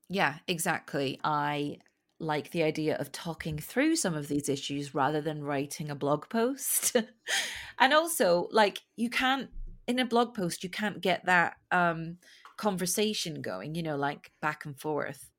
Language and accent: English; Scotland, United Kingdom; moved away; I'm Scottish, but it's not like I have a really strong accent.